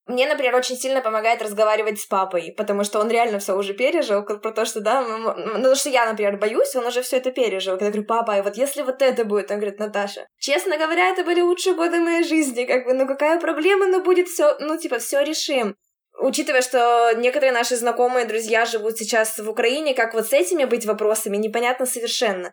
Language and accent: Russian; Urals, Russia; moved away as an adult; also born or lived in Moscow; now in Tel Aviv, Israel; мы с Урала